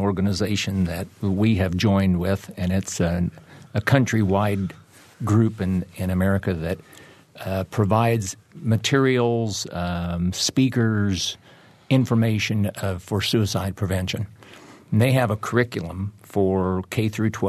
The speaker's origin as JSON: {"language": "English", "town": "Seymour", "region": "Indiana", "country": "United States", "tie": "born or raised there", "said": "I grew up in Seymour, and my mother was a special education teacher there"}